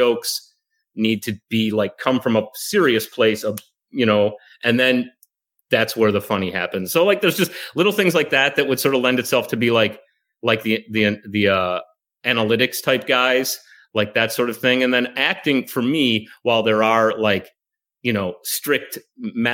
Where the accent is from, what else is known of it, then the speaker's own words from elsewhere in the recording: Chicago, Illinois, United States; moved away; I'm from Chicago originally